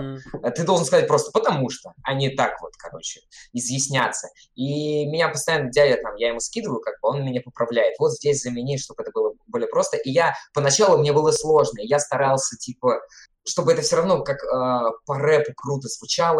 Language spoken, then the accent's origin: Russian; Siberia, Tomsk Oblast, Russia; now in Saint Petersburg, Russia; я из Томской, из Сибири